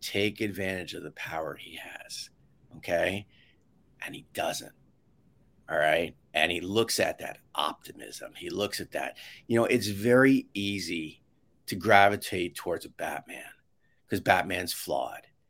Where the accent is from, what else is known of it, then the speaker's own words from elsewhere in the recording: New York, United States; I grew up in New York